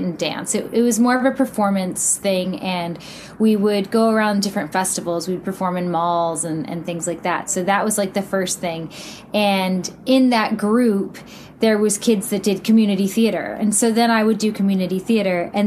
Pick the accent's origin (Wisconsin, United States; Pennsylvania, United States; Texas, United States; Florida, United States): Texas, United States; Houston; I grew up in Houston, Texas.